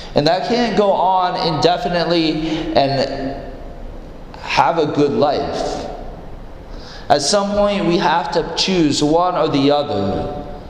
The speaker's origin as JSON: {"language": "English", "region": "Iowa", "country": "United States", "tie": "born or raised there", "said": "I grew up in Iowa"}